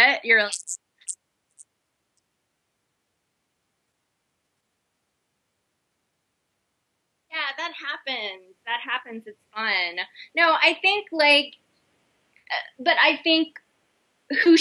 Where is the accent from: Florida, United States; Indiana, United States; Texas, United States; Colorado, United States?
Texas, United States; now in New York, United States; I'm Jewish, I'm from Texas, I live in New York